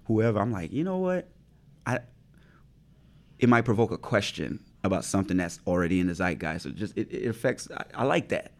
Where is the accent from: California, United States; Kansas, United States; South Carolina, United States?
South Carolina, United States; Pineville; Growing up where I grew up in Pineville, in the low country of South Carolina